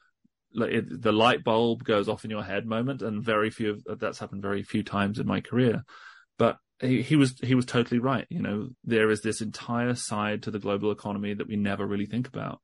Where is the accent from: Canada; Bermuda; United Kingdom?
United Kingdom; England; As you can probably hear, I'm British. I'm an English journalist based in the UK.